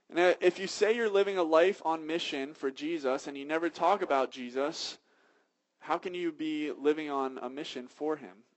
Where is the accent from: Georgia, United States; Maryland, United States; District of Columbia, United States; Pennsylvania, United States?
Pennsylvania, United States; Philadelphia; I'm from Philadelphia